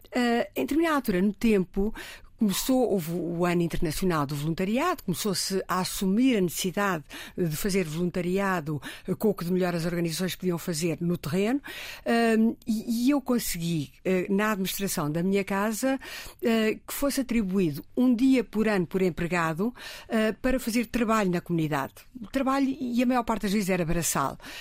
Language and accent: Portuguese; Riachos, Santarém District, Portugal; born or raised there; moved away as an adult; now in Lisbon, Portugal